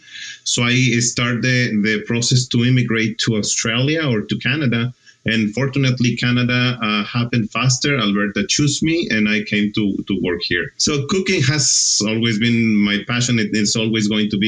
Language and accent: English; Mexico; moved away as an adult; also born or lived in Argentina; I'm originally from Mexico